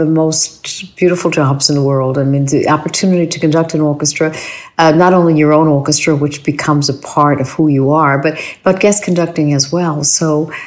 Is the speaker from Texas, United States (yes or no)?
no; New York City, New York, United States; I grew up in New York City, so we went to Carnegie